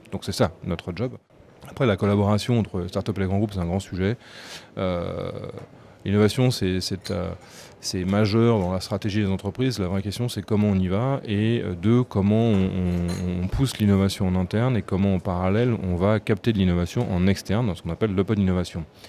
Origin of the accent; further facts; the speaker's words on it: France; en tant que Français